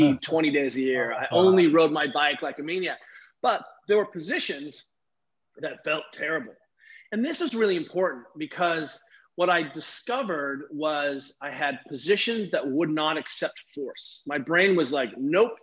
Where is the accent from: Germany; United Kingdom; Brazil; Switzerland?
Germany; I grew up racing skiing in Germany